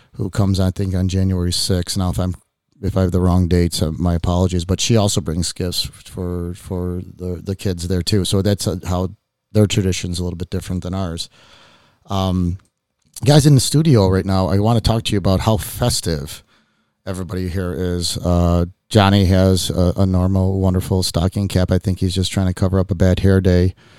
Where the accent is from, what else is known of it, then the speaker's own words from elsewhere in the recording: Chicago, Illinois, United States; I grew up here in Chicago. I was born in Chicago